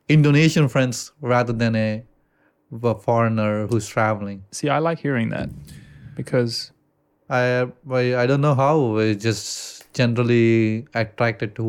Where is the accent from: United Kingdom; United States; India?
India; accent: Indian; English is a second language; And I actually try to get rid of my accent of Ind- Indian accent